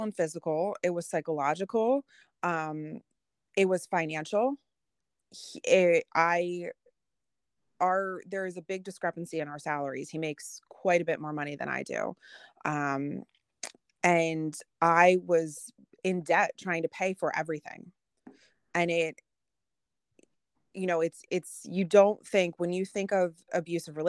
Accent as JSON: {"language": "English", "town": "Philadelphia", "region": "Pennsylvania", "country": "United States", "said": "I'm an intelligent woman and I'm from Philly"}